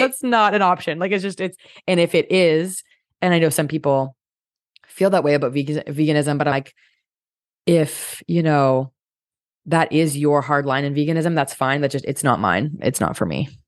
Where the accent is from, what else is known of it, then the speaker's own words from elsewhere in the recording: Canada; I'm Canadian